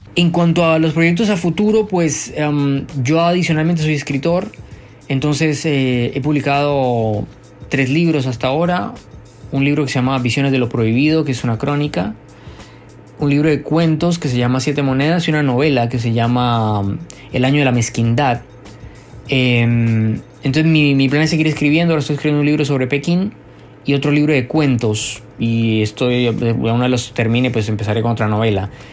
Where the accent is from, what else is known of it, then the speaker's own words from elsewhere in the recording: Bogotá, Colombia; moved away as an adult; now in Beijing, China; yo vengo de Bogotá